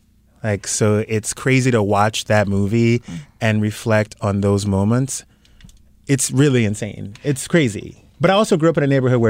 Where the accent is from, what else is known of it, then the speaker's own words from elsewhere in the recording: South Louisiana, United States; now in California, United States; I grew up in South Louisiana, and... that's the scariest place to be black and gay.